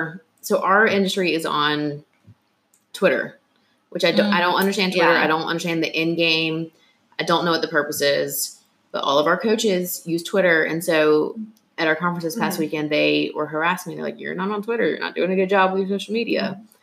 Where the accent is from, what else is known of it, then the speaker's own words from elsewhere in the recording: Georgia, United States; now in Atlanta, United States; I'm from Gwinnett County. My office is in Gwinnett County. I live in Atlanta, but Gwinnett County is like my home and my child.